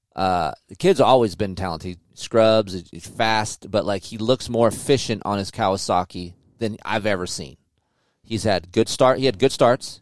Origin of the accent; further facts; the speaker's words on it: California, United States; we're from California